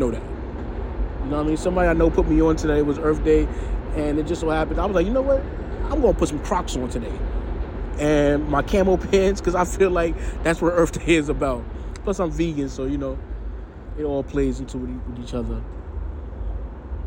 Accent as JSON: {"language": "English", "town": "New York City", "region": "New York", "country": "United States", "said": "I'm from New York City, man"}